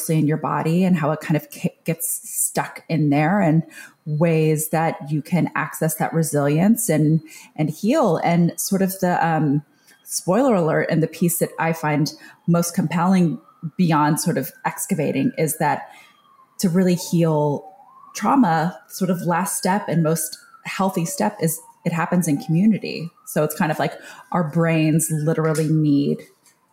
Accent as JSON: {"language": "English", "town": "San Antonio", "region": "Texas", "country": "United States", "tie": "born or raised there", "also_born_or_lived": "New York City", "moved": "yes", "said": "I grew up in San Antonio where there was a SeaWorld"}